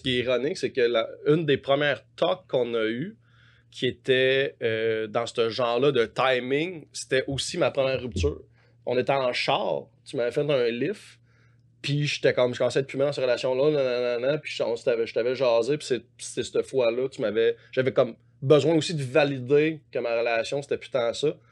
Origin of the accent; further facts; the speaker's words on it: Montreal, Quebec, Canada; also born or lived in Saint-Hyacinthe; j'étais à Montréal tout le temps dans ma vie